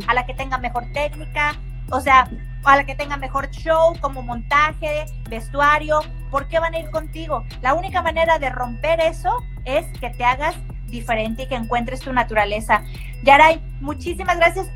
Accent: Manzanillo, Colima, Mexico; now in Guadalajara, Mexico; soy de Manzanillo, Colima.

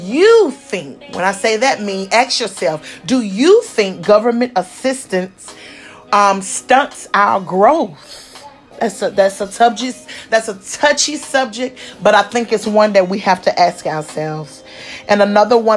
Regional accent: the South, United States; We are from the South. I'm from the South

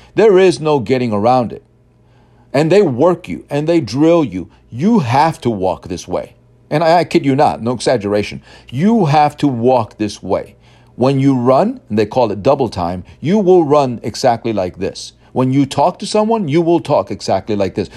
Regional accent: New York City, New York, United States; I grew up in Brooklyn and then Queens in the city

